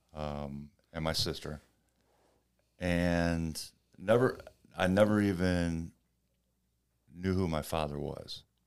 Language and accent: English; St. Louis, Missouri, United States; I started out at the boys' club in Saint Louis.